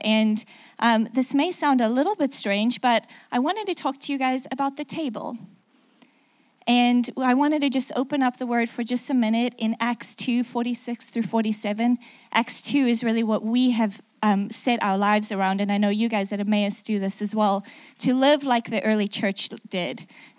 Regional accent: South Africa; accent: mixed; also born or lived in England; now in United States; So my accent is a little mixed up. If you don't understand something, I'm really sorry about that. I'm actually South African, lived in England for 6 years, and then moved to the middle of America.

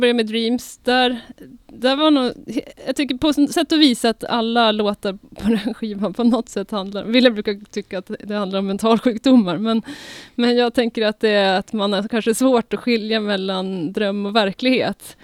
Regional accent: Uppsala, Uppsala County, Sweden; Vi är Mechatronic från Uppsala

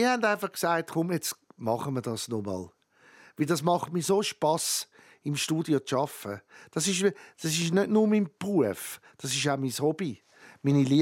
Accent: Switzerland; weil ich nicht auf Amerika zügeln Ich bin Schweizer.

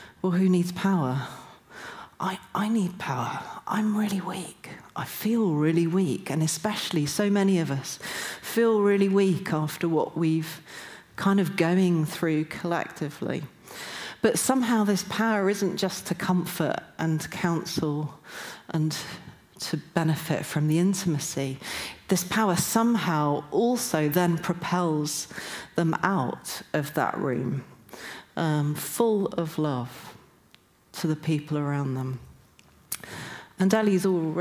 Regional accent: Newcastle upon Tyne, North East England, United Kingdom; I'm from Newcastle

